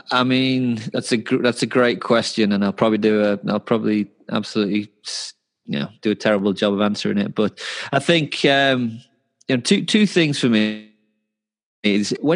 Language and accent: English; England, United Kingdom; I'm English, right?